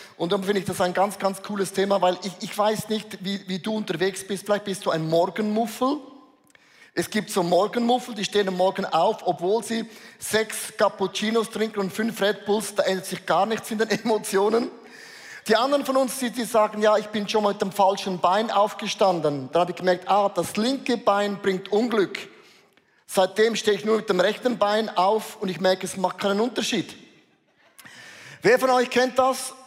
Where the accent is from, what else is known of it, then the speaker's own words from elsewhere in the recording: Switzerland; hat unser Bundesrat gesagt